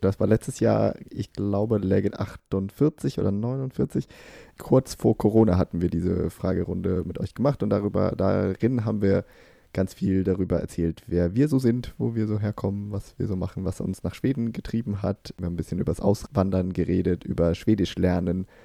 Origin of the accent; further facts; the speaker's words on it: Germany; now in Sweden; als Deutscher